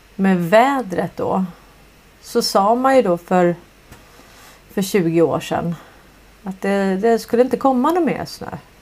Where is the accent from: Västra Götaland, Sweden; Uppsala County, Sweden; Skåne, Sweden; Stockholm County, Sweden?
Stockholm County, Sweden; Stockholm; jag tävlade ju i slalom när jag växte upp. Jag är ju från Hässelby villastad